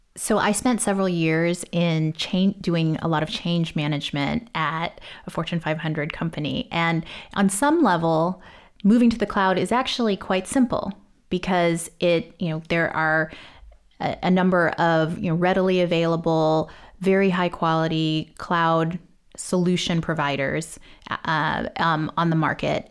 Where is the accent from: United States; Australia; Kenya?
United States; Texas; I grew up in Texas